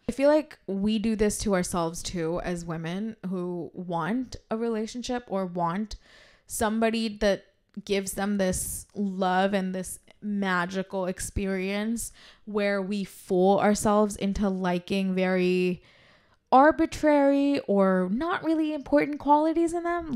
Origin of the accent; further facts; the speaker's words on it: India; as Indian women